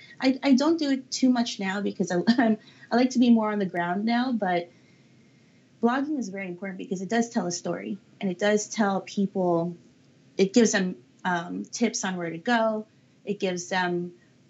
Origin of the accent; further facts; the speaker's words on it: Daly City, California, United States; I was just blessed to be brought up in an area where you could just go down the street